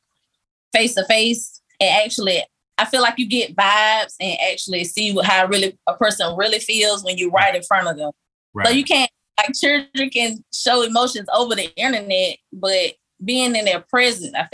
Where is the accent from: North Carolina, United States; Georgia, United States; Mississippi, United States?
Georgia, United States; Macon; Growing up in Macon, Georgia, which is full of crime